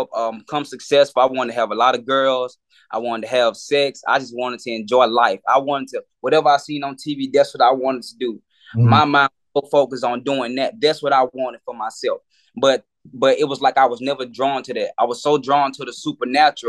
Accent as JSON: {"language": "English", "town": "Meridian", "region": "Mississippi", "country": "United States", "tie": "born or raised there", "moved": "as an adult", "lives_now": "Atlanta, United States", "said": "I'm originally from Meridian, Mississippi. That's where I grew up at."}